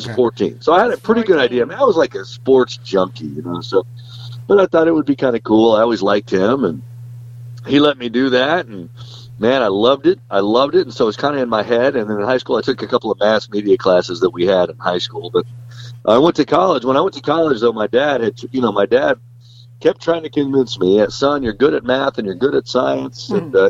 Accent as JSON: {"language": "English", "town": "Tulsa", "region": "Oklahoma", "country": "United States", "tie": "born or raised there", "also_born_or_lived": "Norman, Oklahoma / Montana / Lincoln, Nebraska", "moved": "as an adult", "said": "Yeah. So I was born in Tulsa, and I was raised in Tulsa. I went to high school in Tulsa. I went to college at the University of Oklahoma, so 2 hours away from Tulsa in Norman. I lived in Oklahoma the first 22 years of my life."}